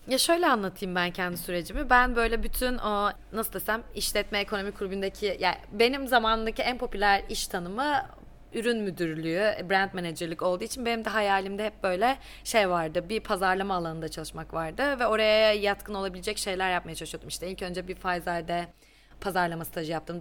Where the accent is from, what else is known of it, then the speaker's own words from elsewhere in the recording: Black Sea Region, Turkey; moved away as an adult; also born or lived in Istanbul, Turkey; now in Dublin, Ireland; Ben aslında çok küçük bir yerde doğdum. Ee, Karadeniz'de elde ettim. Hatta, e, lise hayatımın sonuna kadar da oradaydım.